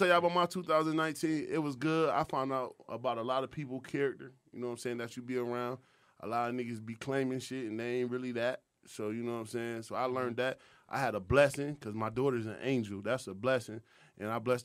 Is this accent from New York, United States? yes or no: yes; New York, United States; I'm from New York